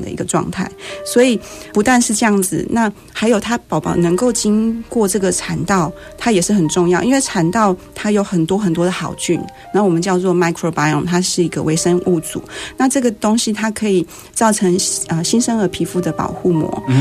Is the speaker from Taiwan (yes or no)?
yes; Penghu County, Taiwan; 我是澎湖人，然后哦。我从小就是 跟澎湖海豚一起长大